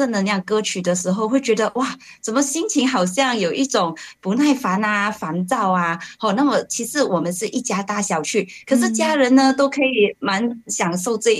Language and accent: Chinese; Malacca, Malaysia